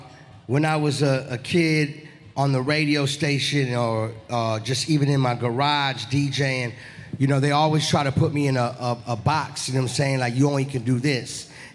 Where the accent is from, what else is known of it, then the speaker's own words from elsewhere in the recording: Miami, Florida, United States; also born or lived in New Orleans; Yeah, I was born in New Orleans, but I was raised in Florida. I rep the 305 Miami. I've been in Miami for over 28 years.